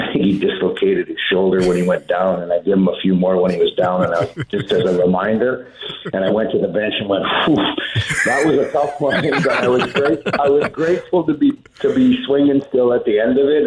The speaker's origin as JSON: {"language": "English", "town": "Saskatoon", "region": "Saskatchewan", "country": "Canada", "tie": "born or raised there", "said": "We grew up in Saskatoon."}